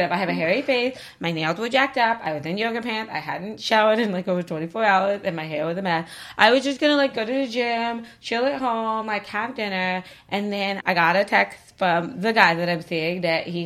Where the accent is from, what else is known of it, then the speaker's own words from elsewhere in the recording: Arkansas, United States; She's from Arkansas. She's gonna side with me. I'm from Arkansas.